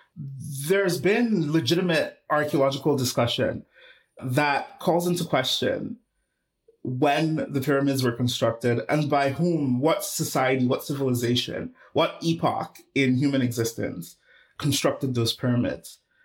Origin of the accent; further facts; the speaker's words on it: Nigeria; moved away; I was born and raised in Nigeria